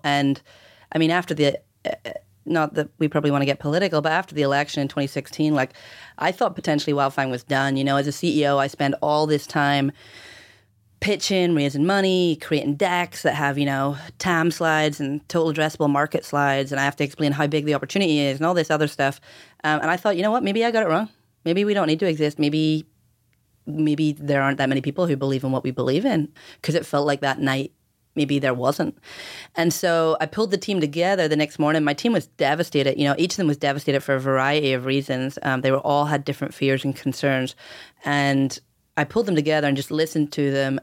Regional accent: outside Belfast, Northern Ireland, United Kingdom; moved away as an adult; also born or lived in Cambridge / London / Oregon; growing up in Ireland

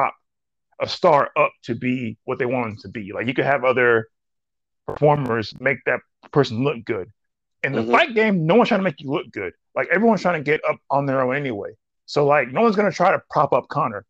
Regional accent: Nigeria; being a Nigerian

